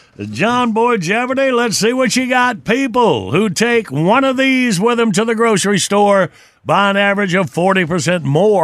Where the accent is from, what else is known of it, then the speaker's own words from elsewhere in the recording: Graham, North Carolina, United States; We didn't have shrimp growing up in Graham, North Carolina.